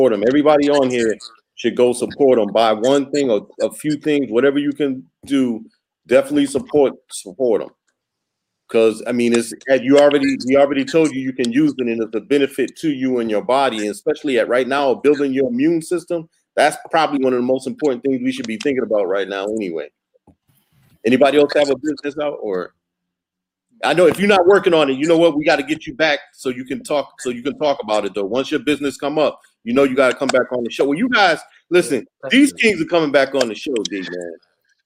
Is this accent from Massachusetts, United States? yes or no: yes; Massachusetts, United States; I grew up in Massachusetts